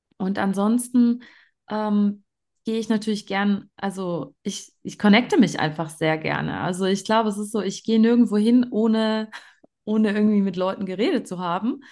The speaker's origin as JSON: {"language": "German", "country": "Germany", "moved": "yes", "lives_now": "Graubünden, Switzerland", "said": "Ich komme ursprünglich aus Deutschland"}